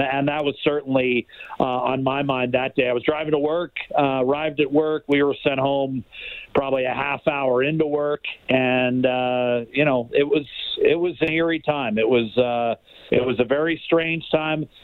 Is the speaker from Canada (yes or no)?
no; United States; definitely felt it uh, in more ways than one as an American.